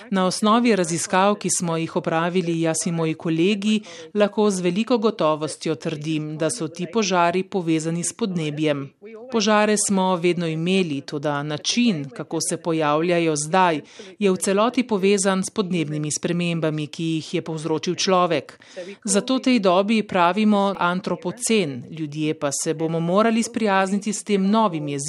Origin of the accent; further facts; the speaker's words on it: Australia; V Slovenijo sem se preselila novembra 2019, požar v Avstraliji je izbruhnil mesec zatem. Takrat sem iz Slovenije gledala, kako gori moja domovina